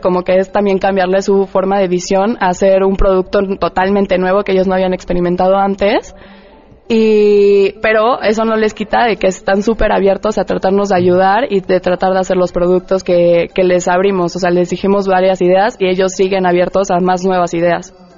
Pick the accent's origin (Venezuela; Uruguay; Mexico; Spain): Mexico; como diseñadores tenemos que tomar muchísimo en cuenta el hecho de innovar como mexicanos